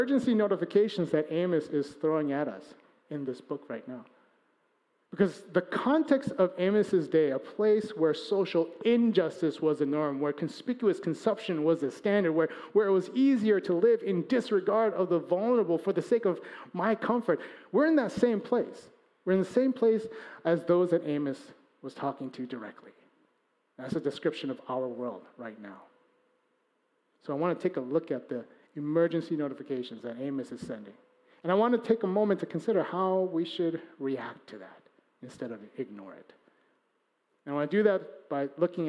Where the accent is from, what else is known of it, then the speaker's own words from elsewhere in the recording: Chicago, Illinois, United States; he and I, we're from Chicago